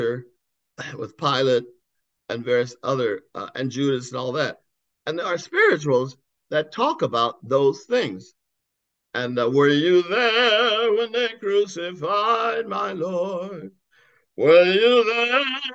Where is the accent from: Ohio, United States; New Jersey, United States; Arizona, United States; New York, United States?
Ohio, United States; Youngstown; also born or lived in Birmingham, Alabama; my family moved to Youngstown, Ohio when I was 5 years old in 1950, and I really grew up in the Midwest